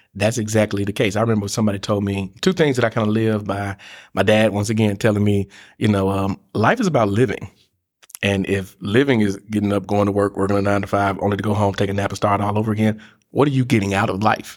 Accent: Memphis, Tennessee, United States; moved away as an adult; now in Chattanooga, United States; I'm originally from Memphis, Tennessee. Came here to, in two thousand and four to go to the University of Tennessee at Chattanooga.

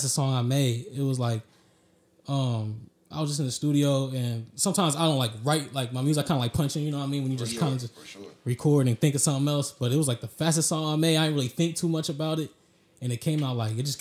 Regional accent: Fairborn, Ohio, United States; also born or lived in Dayton, Ohio / Cincinnati, Ohio; I'm from Dayton, all the way around Dayton. But Fairborn, you know, that's where, you know, so I graduated high school and stuff from

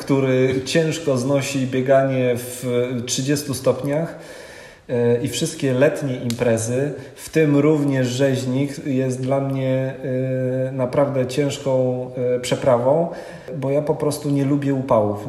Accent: Kwidzyn, Pomeranian Voivodeship, Poland; wychowałem się w Kwidzynie. To jest województwo dawne elbląskie, obecnie pomorskie

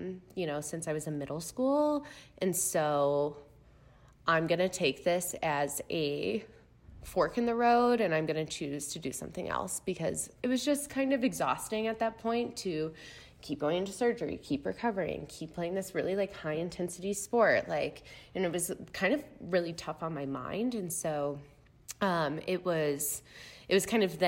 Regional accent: Chicago, Illinois, United States; also born or lived in Missouri; I'm from the Chicago area. So Midwest gal all around.

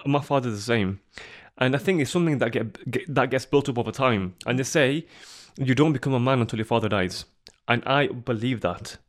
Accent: Sheffield, Yorkshire and the Humber, United Kingdom; I'm from Sheffield

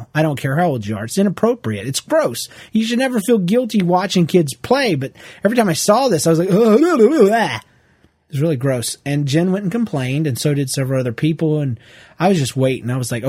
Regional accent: Ontario, Canada; It took us 3 days of driving to get there. We are from Ontario, Canada, but it was great.

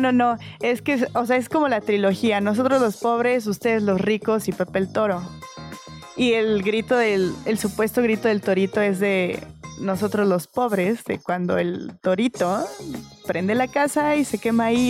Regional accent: Mexico; los mexicanos entendemos la vida

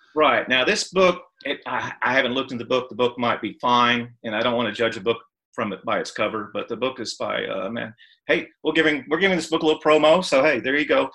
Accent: Texas, United States; Matter of fact, both sides of my family have been in Texas before Texas was even a state.

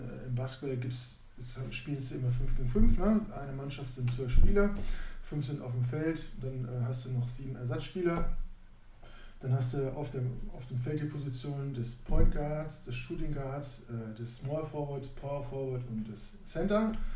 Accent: Neustadt am Rübenberge, Lower Saxony, Germany; moved away; wir sind aus Neustadt

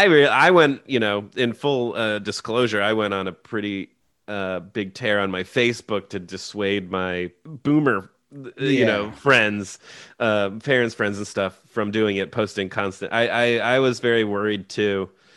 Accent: Maryland, United States; moved away as an adult; also born or lived in Baltimore / South Philly; now in Philadelphia, United States; I'm not from Philadelphia. I grew up in Maryland.

